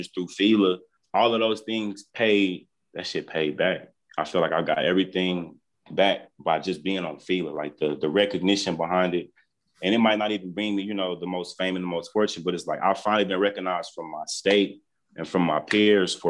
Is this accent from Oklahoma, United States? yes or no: yes; Tulsa, Oklahoma, United States; I'm a man from North Tulsa, Oklahoma.